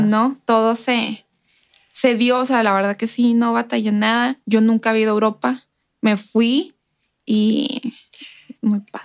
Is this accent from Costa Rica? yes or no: no; Ciudad Juárez, Chihuahua, Mexico; moved away as an adult; now in El Paso, United States; yo crecí en Juárez todos los días cruzando para ir a la escuela